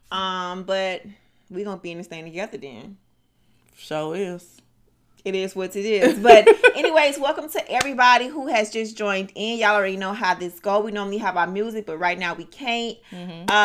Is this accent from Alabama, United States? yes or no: no; Miami, Florida, United States; let me shout out my city, uh, uh go ahead, Miami. Man. Dade County. Oh Lord. 305.